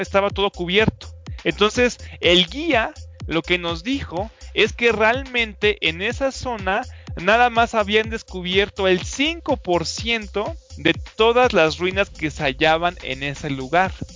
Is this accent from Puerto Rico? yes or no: no; Mexico; Nosotros como mexicanos